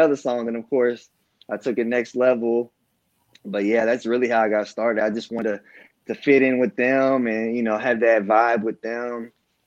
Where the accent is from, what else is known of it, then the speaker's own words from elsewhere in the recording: Marlin, Texas, United States; I'm from Marlin, Texas, born and raised. I've lived here my whole life